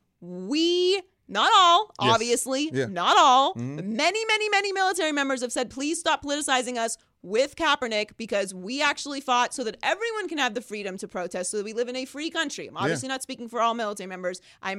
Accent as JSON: {"language": "English", "country": "United States"}